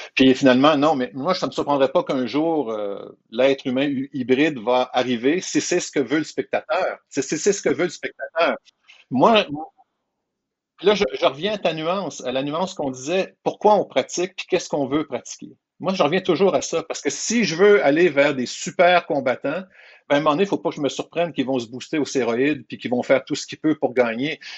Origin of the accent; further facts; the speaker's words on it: Quebec, Canada; Je suis un Québécois qui vit au Québec